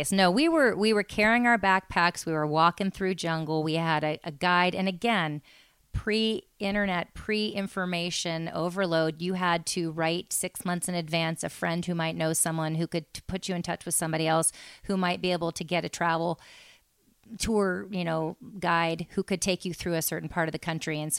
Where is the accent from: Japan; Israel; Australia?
Japan; born there; I was born in Japan